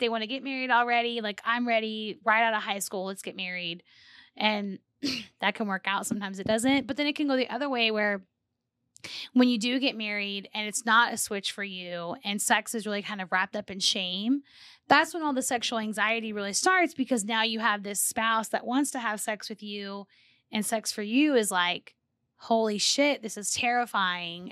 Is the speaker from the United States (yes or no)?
yes; Corpus Christi, Texas, United States; I grew up in Texas, in South Texas, like okay. near the Corpus area.